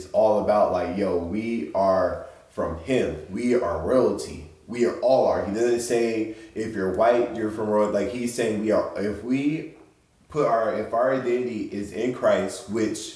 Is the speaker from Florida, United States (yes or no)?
no; San Diego, California, United States; born and raised here